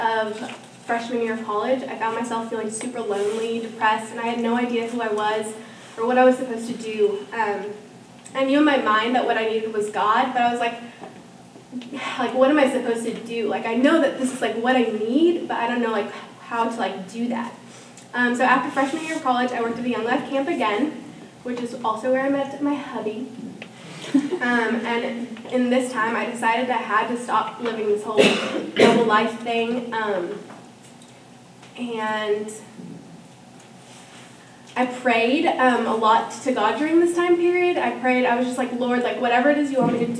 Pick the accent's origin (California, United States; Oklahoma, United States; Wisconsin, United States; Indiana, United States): Oklahoma, United States; Norman; also born or lived in Venezuela; I grew up here in Norman, and I was born in Venezuela, but which is in South America. But I grew up here in Norman since I was two.